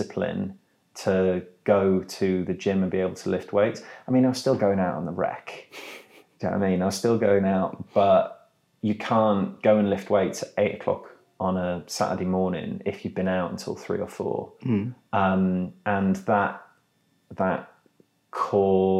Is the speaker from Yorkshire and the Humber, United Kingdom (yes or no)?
yes; York, Yorkshire and the Humber, United Kingdom; I'm from York.